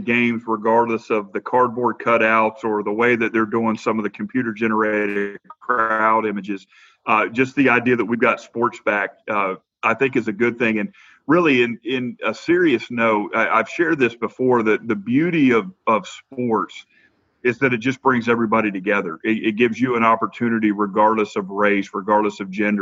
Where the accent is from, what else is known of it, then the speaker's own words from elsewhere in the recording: Jacksonville, Florida, United States; moved away as an adult; also born or lived in Arcadia, Florida / Nashville, Tennessee; now in Smyrna, United States; I was born in Florida. Right outside of Jacksonville, and moved to Arcadia when I was 13